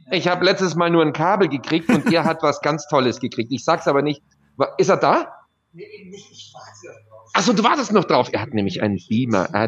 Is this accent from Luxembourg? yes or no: yes; Luxembourg; Ich bin Luxemburger, genau.